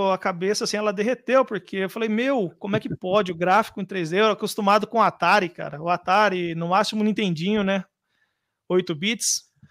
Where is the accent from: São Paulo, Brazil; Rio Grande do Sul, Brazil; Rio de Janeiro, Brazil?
São Paulo, Brazil; Jundiaí; Não, sou de Jundiaí, mas eu morei lá, morei no Mato Grosso, uma família de cigano praticamente.